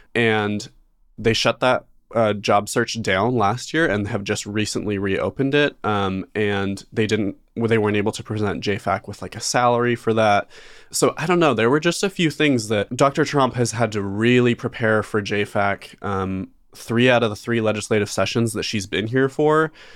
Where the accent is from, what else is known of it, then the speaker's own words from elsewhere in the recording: Idaho, United States; growing up in Idaho, a lot of, a lot of people get a job when they're sixteen and start paying taxes right away. I know I did